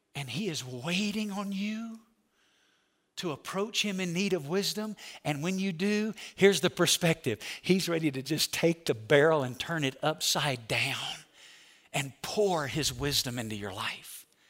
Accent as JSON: {"language": "English", "region": "Alabama", "country": "United States", "tie": "born or raised there", "said": "I'm from Alabama. When you grow up in Alabama"}